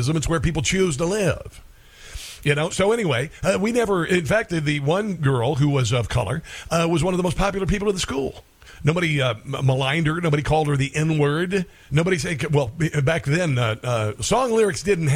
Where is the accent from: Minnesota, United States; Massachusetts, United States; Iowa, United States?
Iowa, United States; Neola; When I grew up in Iowa